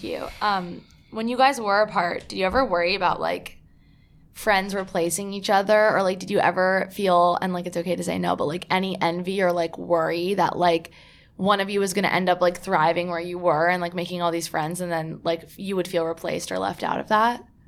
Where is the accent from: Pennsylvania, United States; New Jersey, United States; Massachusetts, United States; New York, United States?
New Jersey, United States; I'm from New Jersey